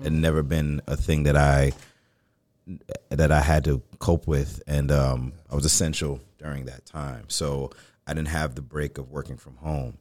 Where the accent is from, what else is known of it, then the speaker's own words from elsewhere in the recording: New York City, New York, United States; I grew up in the Bronx